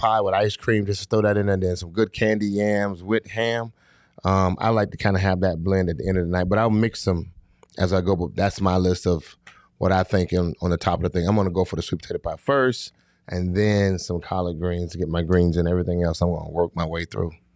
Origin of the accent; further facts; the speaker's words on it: Fort Lauderdale, Florida, United States; I'm from Fort Lauderdale, Florida